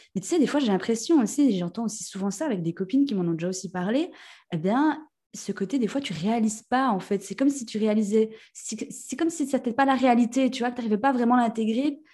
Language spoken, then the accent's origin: French; Jura, Switzerland; accent: jurassien; j'ai un bon accent jurassien